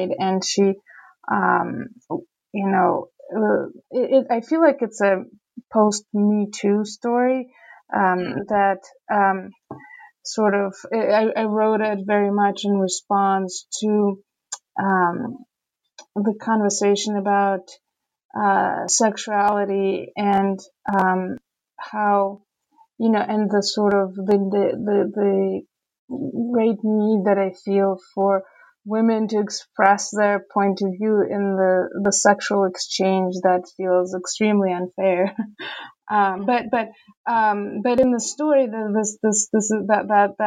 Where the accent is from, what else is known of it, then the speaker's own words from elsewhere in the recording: Saint Petersburg, Russia; moved away as an adult; also born or lived in Rochester, New York; now in United States; growing up in Petersburg, you know, in the 80s and 90s